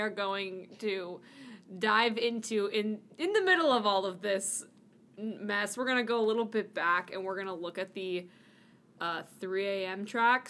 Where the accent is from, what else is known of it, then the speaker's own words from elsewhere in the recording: California, United States; moved away as an adult; now in Washington, D.C., United States; I'm from California